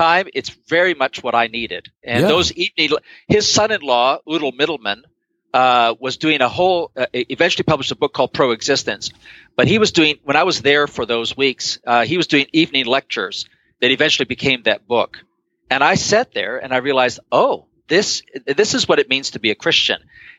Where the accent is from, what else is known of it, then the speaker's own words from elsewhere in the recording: Guayaquil, Guayas, Ecuador; part of what I'm responding to is my experience of growing up in Guayaquil, Ecuador, where our pastor, Miguel Lecaro, who was hugely influential when I was a teenager